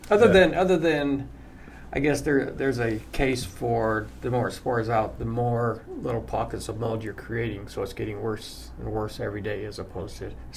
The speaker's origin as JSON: {"language": "English", "region": "Utah", "country": "United States", "said": "I'm from Utah."}